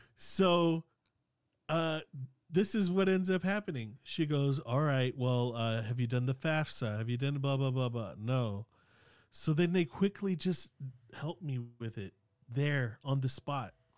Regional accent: Sacramento, California, United States; English is a second language; growing up in South Sac

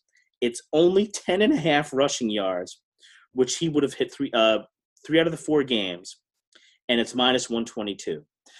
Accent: New Jersey, United States; I grew up in South Jersey. You know, they barely even had dry cleaners down there.

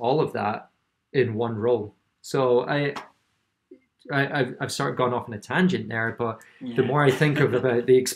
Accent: Scotland, United Kingdom; I grew up in Scotland.

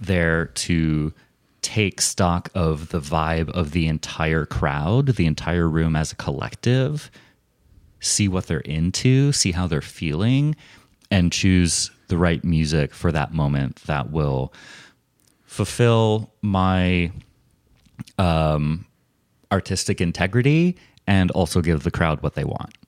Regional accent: United States; also born or lived in Portland, Oregon; as an American

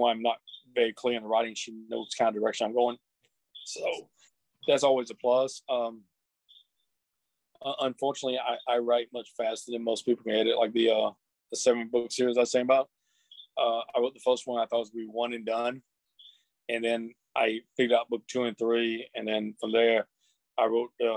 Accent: Columbus, Georgia, United States; Columbus, Georgia, which is my hometown

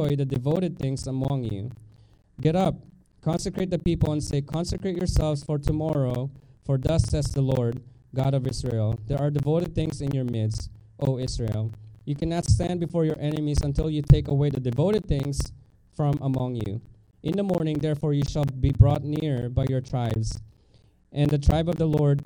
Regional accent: Philippines; moved away; I grew up in Philippines

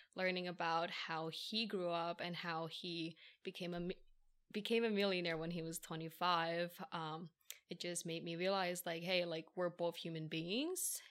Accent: Philadelphia, Pennsylvania, United States; first language English; born and raised in Philly

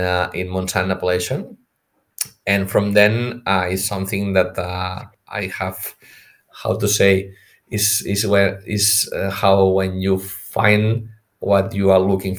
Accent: Priorat, Catalonia, Spain; I'm from Priorat. So my family had vineyards.

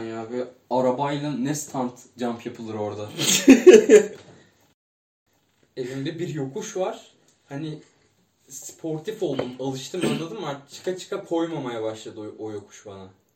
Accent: İzmir, Turkey; also born or lived in Çiğli, İzmir; Sekiz yaşımdan on dokuz yaşıma kadar, işte on bir sene karşıya kadar oturdum.

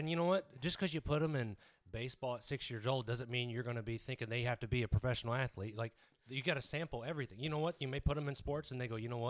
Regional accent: Biloxi, Mississippi, United States; born there; also born or lived in Lakenheath, England; I was born in Biloxi, Mississippi, and at 3 years old, we went over there.

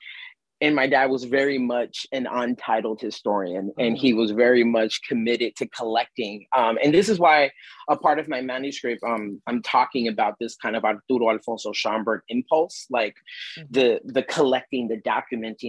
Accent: New York City, New York, United States; my hometown neighborhood of Bushwick

